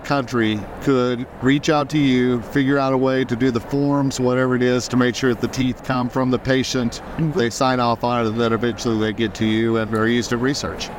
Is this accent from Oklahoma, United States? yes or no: yes; Oklahoma, United States; I grew up in Oklahoma